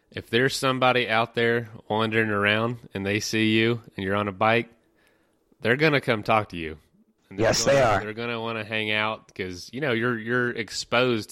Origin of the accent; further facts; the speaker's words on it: Florida, United States; I'm from Florida